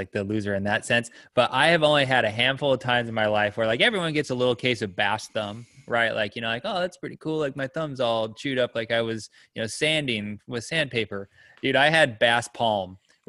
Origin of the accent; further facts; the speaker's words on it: Arizona, United States; But growing up in Arizona